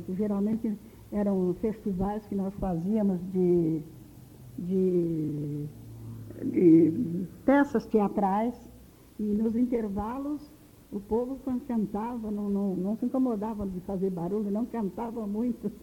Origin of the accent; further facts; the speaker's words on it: Espírito Santo do Pinhal, São Paulo, Brazil; now in Rio de Janeiro, Brazil; do Espírito Santo do Pinhal, onde eu nasci